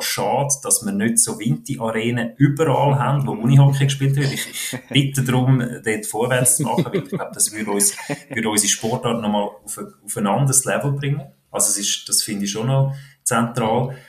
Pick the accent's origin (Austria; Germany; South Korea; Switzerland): Switzerland; wir Schweizer